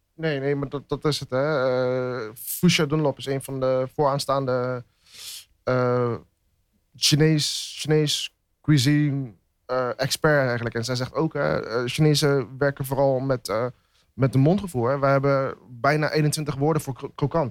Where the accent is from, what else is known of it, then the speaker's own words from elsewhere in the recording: Netherlands; ben ik in Nederland geboren, dus ben ik eigenlijk ook een Nederlander